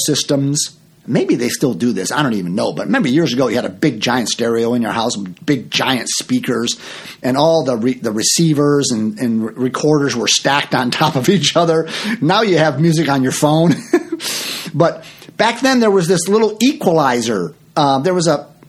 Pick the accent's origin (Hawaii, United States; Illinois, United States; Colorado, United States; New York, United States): Illinois, United States; Chicago; also born or lived in Florida; I'm from Chicago